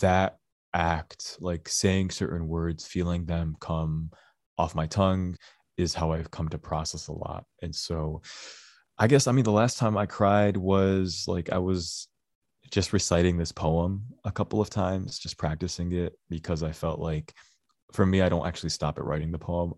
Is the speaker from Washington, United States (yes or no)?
no; Dearborn, Michigan, United States; I grew up in Dearborn